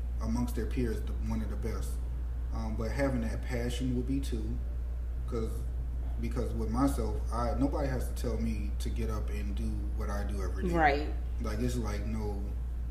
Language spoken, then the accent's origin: English; New Orleans, Louisiana, United States; growing up in New Orleans mm-hmm. and being from New Orleans